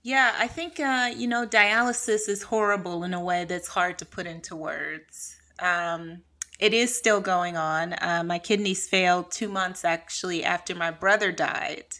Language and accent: English; Cleveland, Ohio, United States; moved away as an adult; also born or lived in New York / California / France; So I'm from Cleveland. I grew up in a really impoverished uh, community.